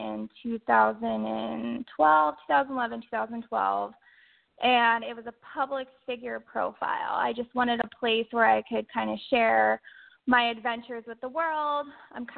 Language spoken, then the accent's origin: English; Orlando, Florida, United States; I grew up in Central Florida, so I want to say near the Orlando area, where I did a lot of freshwater fishing growing up